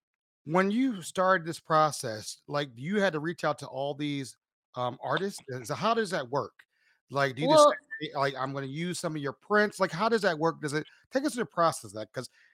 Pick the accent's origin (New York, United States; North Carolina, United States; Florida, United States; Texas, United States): Texas, United States; Cedar Hill; moved away; also born or lived in Duncanville, Texas; I Cedar Hill, went to high school in Cedar Hill.